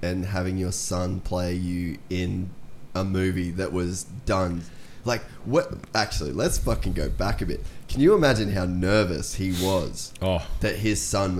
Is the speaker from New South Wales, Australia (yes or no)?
no; Cairns, Queensland, Australia; we grew up in Cairns.